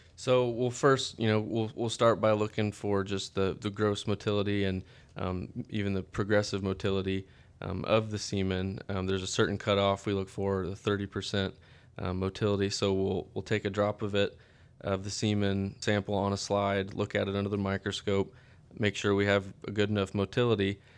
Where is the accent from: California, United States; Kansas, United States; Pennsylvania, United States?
Kansas, United States; Stockton; I'm from Stockton, Kansas, um, in, in Northwest Kansas. Kinda, I grew up on a, a family farm outside of town